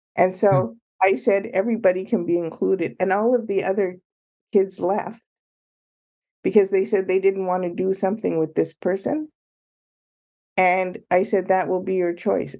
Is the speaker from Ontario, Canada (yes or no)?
yes; Ottawa, and Toronto, Ontario, Canada; moved away as an adult; now in Chicago, United States; I grew up in Canada, Ottawa, and Toronto.